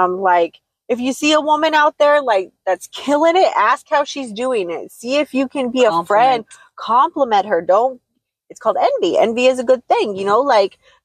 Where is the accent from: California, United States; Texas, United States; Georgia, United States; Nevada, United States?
Nevada, United States; Las Vegas; I was raised in Las Vegas